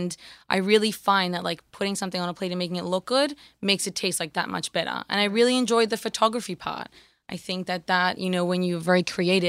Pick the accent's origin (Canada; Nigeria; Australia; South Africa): Australia; accent: Australian; I like hanging out with you because then my Australian accent develops better.